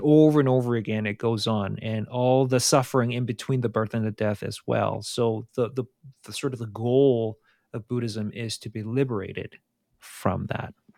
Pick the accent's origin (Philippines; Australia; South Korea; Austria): South Korea; moved away; I grew up in South Korea